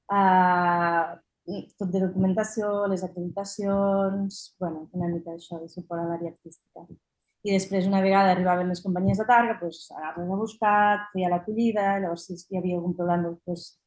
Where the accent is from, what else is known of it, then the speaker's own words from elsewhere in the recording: Anglesola, Catalonia, Spain; Jo soc d'Anglesola, que és al costat, i sempre hi havia anat